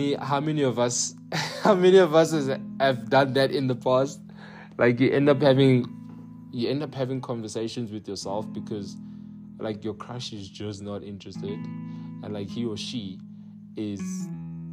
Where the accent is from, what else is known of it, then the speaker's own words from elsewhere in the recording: United Kingdom; accent: British; moved away; my accent, British